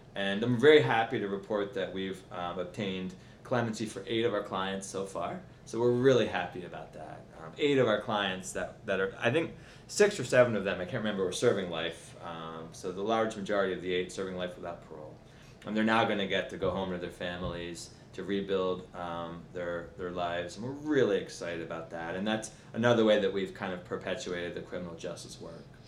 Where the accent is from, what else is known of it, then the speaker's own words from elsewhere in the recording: Baltimore, Maryland, United States; now in Washington, DC, United States; I'm a proud native of Baltimore, Maryland